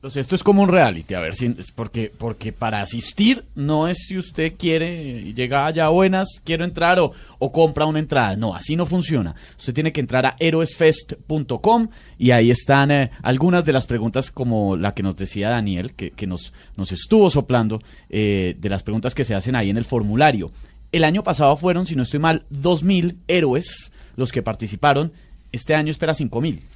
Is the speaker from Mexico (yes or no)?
no; Bogotá, Colombia; soy bogotano